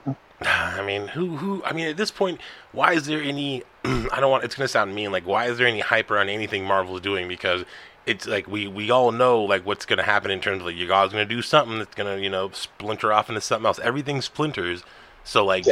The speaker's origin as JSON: {"language": "English", "country": "United States", "said": "I'm American."}